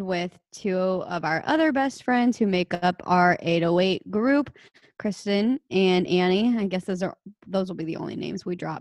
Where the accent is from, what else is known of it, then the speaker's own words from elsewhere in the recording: Alexandria, Louisiana, United States; also born or lived in New Orleans, Louisiana; I grew up in Alexandria, Louisiana.